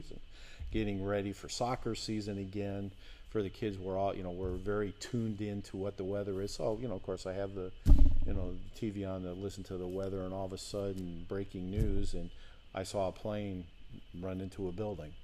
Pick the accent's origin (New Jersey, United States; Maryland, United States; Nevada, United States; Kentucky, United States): New Jersey, United States; outside New York City; moved away; I grew up outside of New York City in New Jersey